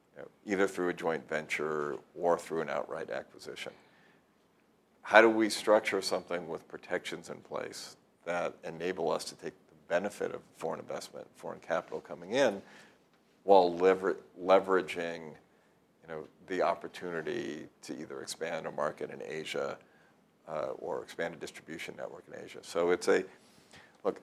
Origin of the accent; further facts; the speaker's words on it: Southern California, United States; I grew up in Southern California where, uh-huh. you know, from Redondo Beach and Hawthorne all the way to the airport